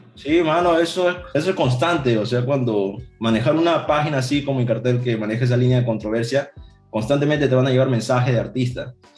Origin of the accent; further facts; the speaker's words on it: Ica, Peru; decía que yo era de ICA